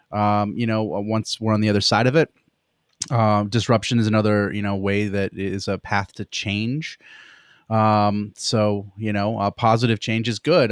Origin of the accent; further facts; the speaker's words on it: Pennsylvania, United States; I grew up in Pennsylvania